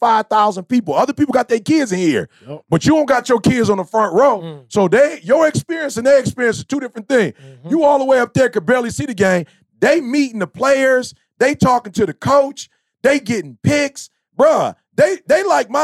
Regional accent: Chicago, Illinois, United States; I'm from the Shy.

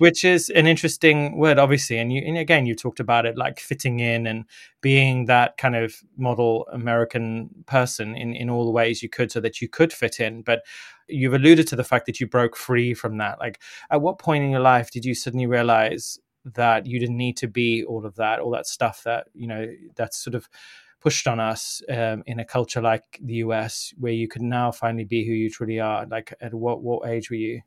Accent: Zimbabwe; I grew up in Zimbabwe

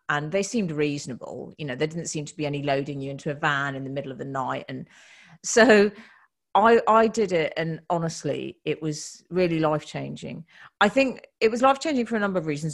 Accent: United Kingdom; We're British women

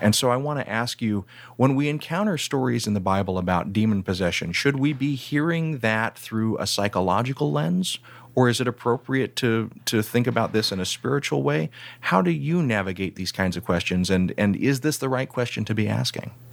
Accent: Deep South, United States; I grew up in the Deep South

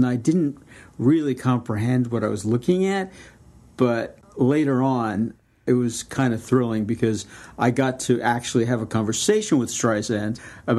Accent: New York City, New York, United States; also born or lived in Miami; I was born in Miami, but I moved to New York when I was two. So I was brought up in Brooklyn.

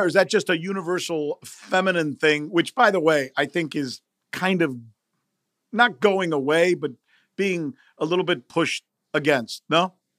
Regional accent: United States; English is a second language; I'm some Latino dude growing up in the United States

